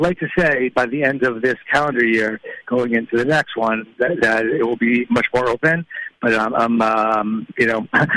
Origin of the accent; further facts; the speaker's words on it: Boston, Massachusetts, United States; my hometown in Boston